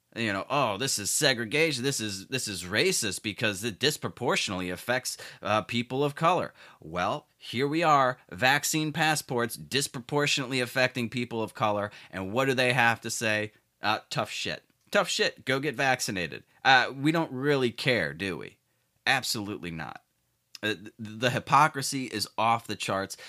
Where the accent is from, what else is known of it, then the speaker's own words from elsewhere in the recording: Chicago, Illinois, United States; my hometown shithole city of Chicago